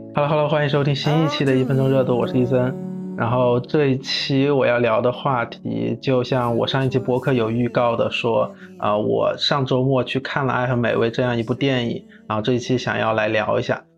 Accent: Wuhan, Hubei, China; 我也是武汉的

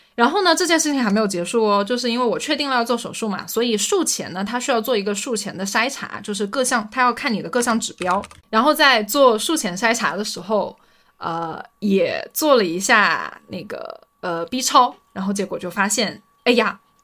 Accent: Anhui, China; now in Shenzhen, China; 因为我是安徽人

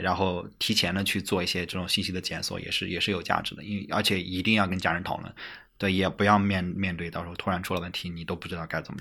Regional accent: China; 作为中国人

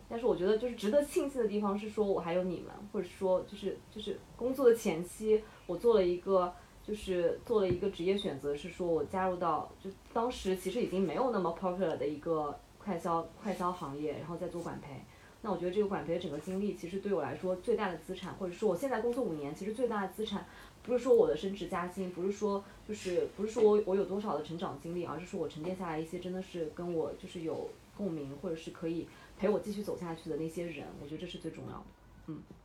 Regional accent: Nanjing, Jiangsu, China; moved away as an adult; now in Shanghai, China; 我是南京人，我是南京…。 在上海沪漂了八年，那我是在上海交大读了工科，是药剂学。现在转战卖啤酒已经卖了五年，在啤酒行业在做 brand marketing

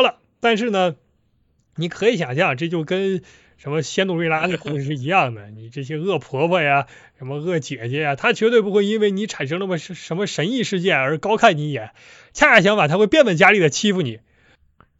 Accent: Northeast China, China; accent: Northeastern (Dongbei) dialect; 我们东北话

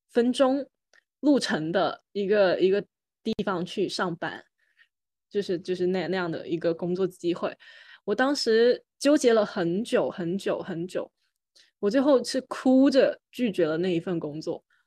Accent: Guangzhou, Guangdong, China; moved away as an adult; also born or lived in Shenzhen; now in Hangzhou, China; 真诚也，也是在，隶属在广州的一个区嘛，然后我们也可以到广州去上学，而且，呃，虽然我自己，就我，我，我是从小在真诚长大，但是其实我也有很多亲戚朋友其实是在广州的其他区，所以我从小是流连在各个区里面长大的，就每个暑假、寒假都会到别人家里面去住

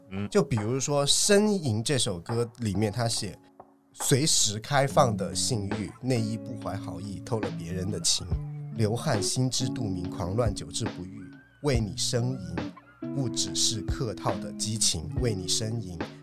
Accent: China; 我们。中国人

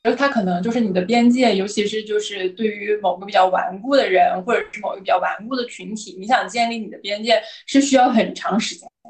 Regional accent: Northeast China, China; accent: Northeastern Mandarin; 我们东北话

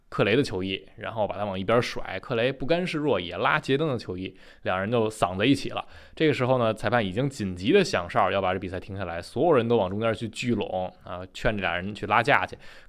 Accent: Taichung, Taiwan; 欢迎来到篮球新事，我是台中…。

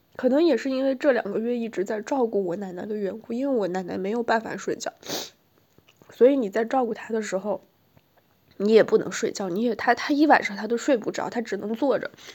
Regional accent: China; moved away as an adult; now in Beijing, China; 我老家这个，是个小县城，十八县

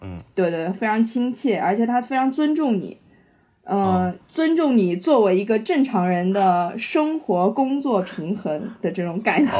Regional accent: Shanghai, China; 我是上海人

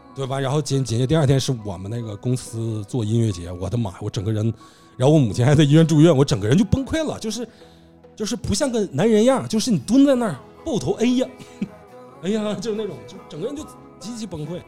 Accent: Northeast China, China; moved away as an adult; 我们家乡走得不少人

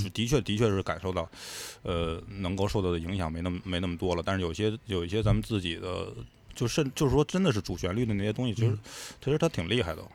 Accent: China; 这个东西只有我中国人能干得了

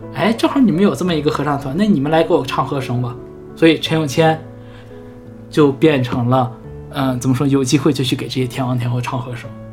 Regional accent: Northeast China, China; 我们东北人

